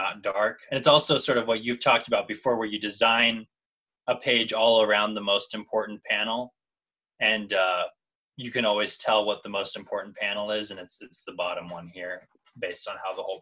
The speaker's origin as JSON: {"language": "English", "region": "Midwest", "country": "United States", "tie": "born or raised there", "said": "I grew up in the Midwest area where you do get snow"}